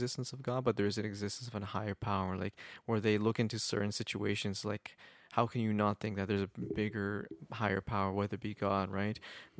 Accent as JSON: {"language": "English", "town": "Kitchener", "region": "Ontario", "country": "Canada", "tie": "born or raised there", "also_born_or_lived": "Mexico", "said": "Canadian, born in Mexico, raised in Canada"}